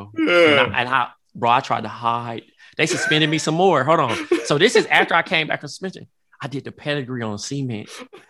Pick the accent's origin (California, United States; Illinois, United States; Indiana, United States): California, United States; Compton; I grew up in Compton